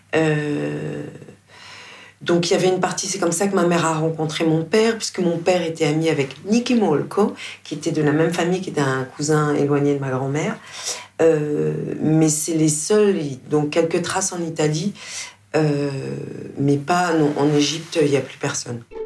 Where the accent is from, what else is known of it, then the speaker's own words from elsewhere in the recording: France; je suis française